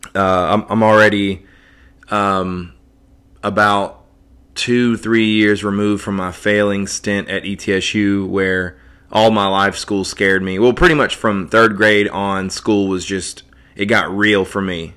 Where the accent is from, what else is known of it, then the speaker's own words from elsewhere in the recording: Johnson City, Tennessee, United States; in my hometown, uh, here in Johnson City